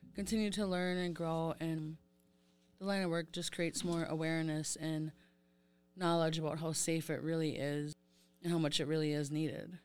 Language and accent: English; St. Croix Reservation, Wisconsin, United States; I am from Saint Croix Reservation. I grew up there.